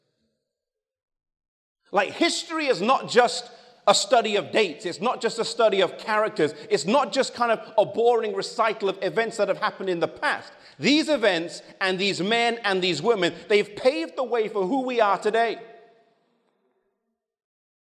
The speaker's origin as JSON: {"language": "English", "region": "England", "country": "United Kingdom", "tie": "born or raised there", "moved": "as an adult", "lives_now": "United States", "said": "I was born and raised in England"}